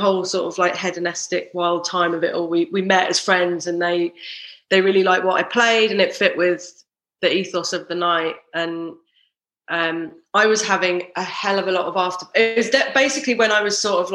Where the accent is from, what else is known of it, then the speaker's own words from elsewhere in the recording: London, United Kingdom; I grew up in South London.